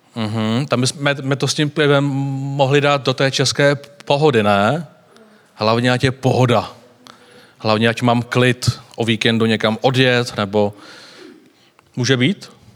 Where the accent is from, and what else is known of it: Czechia